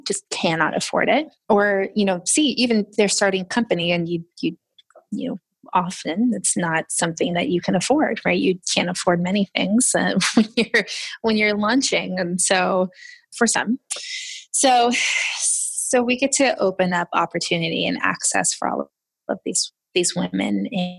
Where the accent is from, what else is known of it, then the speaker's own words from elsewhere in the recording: Florida, United States; So I was all over the place. I was a military brat and I settled in Florida, in the good old Florida, which is wonderful sometimes.